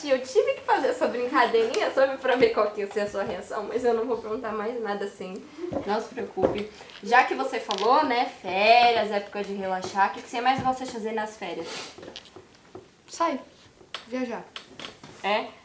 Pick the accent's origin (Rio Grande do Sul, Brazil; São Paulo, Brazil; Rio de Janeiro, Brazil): Rio de Janeiro, Brazil; Eu sou do Rio.